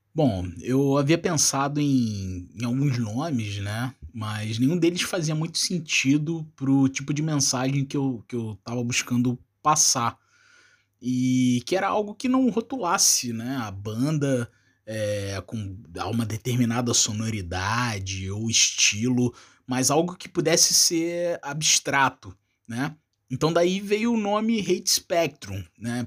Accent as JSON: {"language": "Portuguese", "region": "Rio de Janeiro", "country": "Brazil", "moved": "as an adult", "lives_now": "Uruguay", "said": "eu sou do Rio de Janeiro, né? Mas atualmente eu, eu, eu trabalho no Uruguai"}